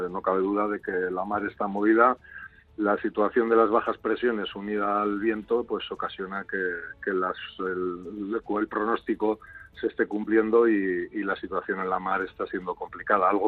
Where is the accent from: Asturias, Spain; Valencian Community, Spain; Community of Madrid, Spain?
Valencian Community, Spain; Castellón; No, venimos de Castellón, o sea que estamos aquí, es